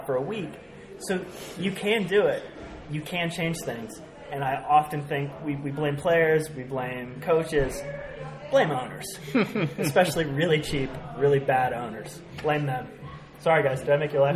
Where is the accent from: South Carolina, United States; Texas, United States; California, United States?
California, United States; Bay Area; moved away; I grew up in the Bay Area